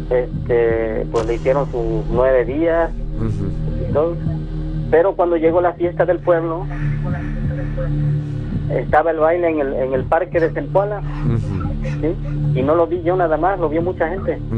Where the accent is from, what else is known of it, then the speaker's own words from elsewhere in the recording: Zempoala, Veracruz, Mexico; Yo soy originario de Zempoala, donde están las ruinas.